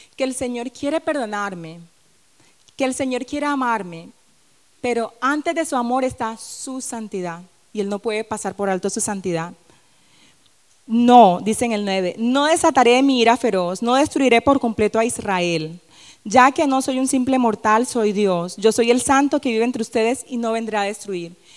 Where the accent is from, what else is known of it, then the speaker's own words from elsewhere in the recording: Barranquilla, Atlántico, Colombia; moved away; en mi tierra, en Barranquilla